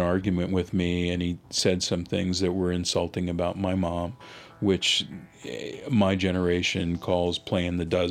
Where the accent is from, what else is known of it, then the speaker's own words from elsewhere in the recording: Los Angeles, California, United States; first language English; also born or lived in Philadelphia, Pennsylvania; When I moved from Philadelphia to Los Angeles, the neighborhood that I lived in initially was a multiracial neighborhood